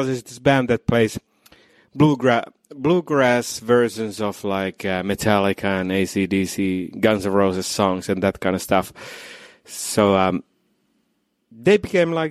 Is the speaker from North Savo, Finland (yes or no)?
yes; Iisalmi, North Savo, Finland; English is a second language; now in Los Angeles, United States; we're actually from the same town, me and Tomi, from Iisalmi, from Finland